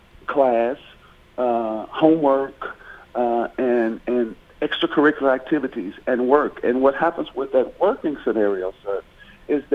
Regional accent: Murfreesboro, Tennessee, United States; I'm from Murfreesboro, so when I attended MTSU

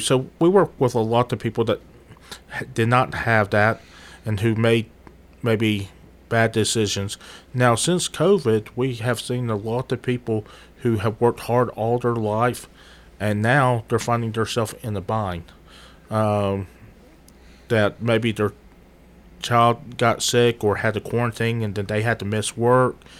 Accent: Murfreesboro, Tennessee, United States; moved away as an adult; also born or lived in United Kingdom; for the most part, I grew up here in Murfreesboro

